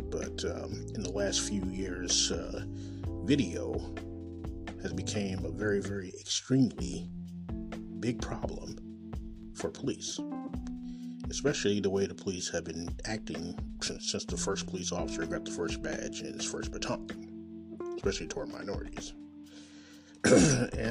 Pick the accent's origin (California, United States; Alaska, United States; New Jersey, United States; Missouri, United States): Missouri, United States; Kansas City; I'm coming live and direct from Kansas City, Missouri, my hometown